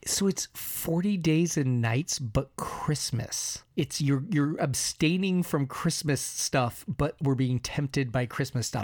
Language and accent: English; United States; I'm American